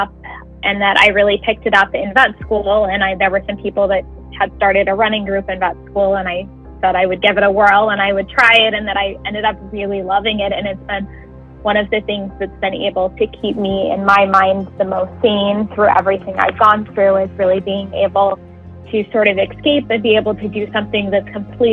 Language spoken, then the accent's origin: English; Utah, United States; moved away as an adult; now in New Jersey, United States; I'm from Utah and that I'm not from this area of New Jersey